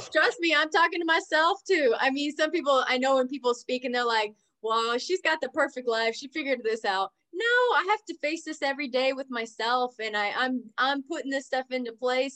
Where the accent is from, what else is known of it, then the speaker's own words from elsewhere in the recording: Oklahoma, United States; also born or lived in California / Texas; now in North Dallas, United States; I'm originally from Oklahoma